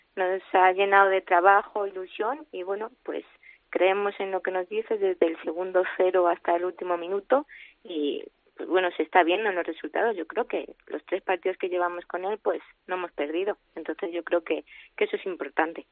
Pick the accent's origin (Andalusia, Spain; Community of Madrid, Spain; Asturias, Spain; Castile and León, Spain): Community of Madrid, Spain; Madrid; yo soy de Madrid y eso, pues también me, mm. llevó a tomar la decisión de volverme a Madrid